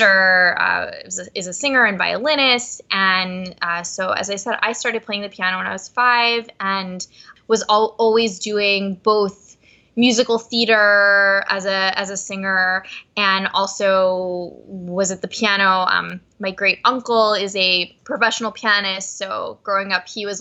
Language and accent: English; Cherry Hill, New Jersey, United States; I'm from Cherry Hill, New Jersey. Cherry Hill's a very Jewish area. I grew up in a very traditional Jewish home